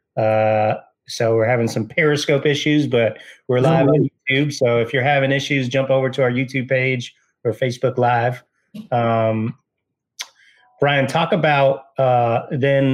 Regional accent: Westlake Village, California, United States; I grew up in Westlake

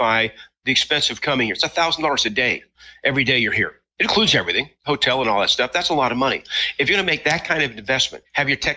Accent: Utah, United States; I grew up in Utah, so I've been around Indian reservations a lot

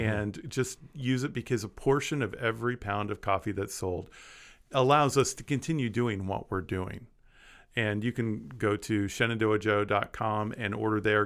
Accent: Kansas, United States; I grew up in Kansas

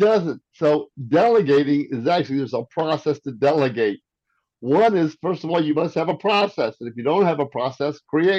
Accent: Arnold, Missouri, United States; also born or lived in France / South Korea / Silicon Valley; I was born in France, raised in Arnold, Missouri, grew up in South Korea, and lived in Silicon Valley.

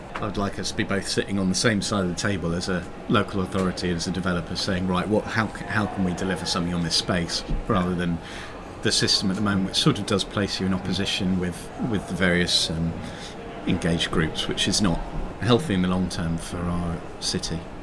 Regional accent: London, United Kingdom; I grew up in South London, in and around these areas

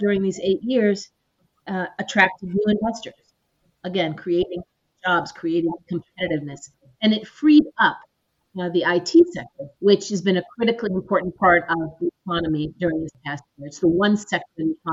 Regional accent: Chicago, Illinois, United States; moved away as an adult; also born or lived in Puerto Rico / Ukraine; I'm originally from Chicago, and I've worked 5 years in Puerto Rico

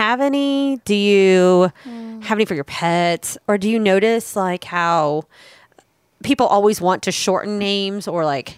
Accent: Winter Park, Florida, United States; Rollins College in my hometown

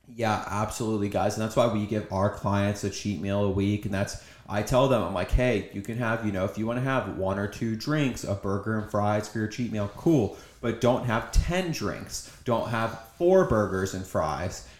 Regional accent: Cincinnati, Ohio, United States; I'm from Cincinnati, Ohio

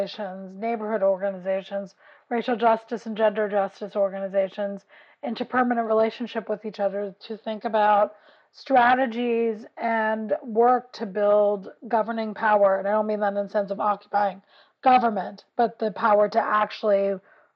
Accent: New York City, New York, United States; I grew up in West Harlem, so it's a working class community.

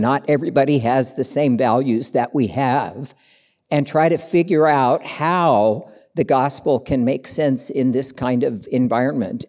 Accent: Tulsa, Oklahoma, United States; moved away as an adult; also born or lived in China / Cambodia; now in Bay Area, United States; was born and raised in Tulsa, Oklahoma, in the Bible Belt

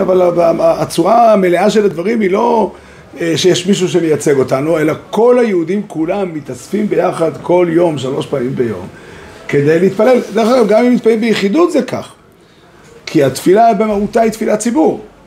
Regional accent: Israel; גדלתי פה בארץ

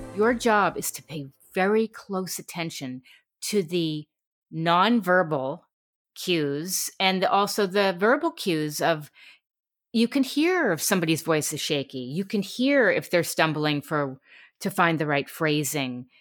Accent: New York City, New York, United States; moved away as an adult; also born or lived in Connecticut; now in California, United States; I grew up in New York City and then Connecticut

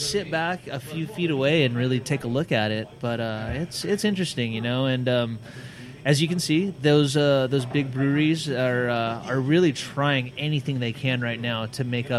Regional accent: Santa Barbara, California, United States; I grew up in Santa Barbara

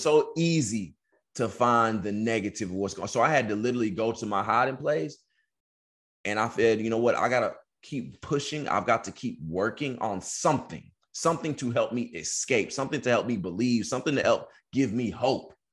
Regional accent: Texas, United States; moved away as an adult; also born or lived in California; I'm from Texas. I'm going to school in California. I ain't got no family.

